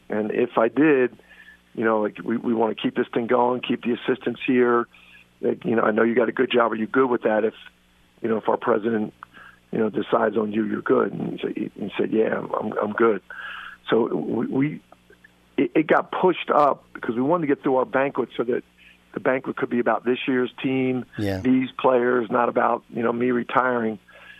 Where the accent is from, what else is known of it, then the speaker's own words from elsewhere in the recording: Philadelphia, Pennsylvania, United States; We grew up here in Philly, idolized the Jack Kraft, Howard Porter, Tom Inglesby, Chris Ford, then got into coaching